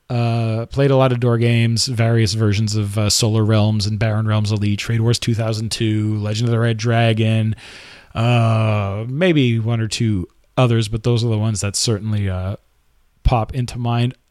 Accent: Quebec, Canada; accent: Quebecois; I grew up in Quebec, so, you know, je parle français un peu.

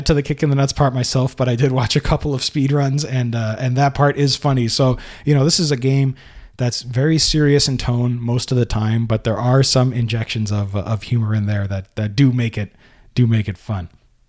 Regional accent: Norway; English is a second language; when people like myself are trying to express themselves in English. I'm from Norway.

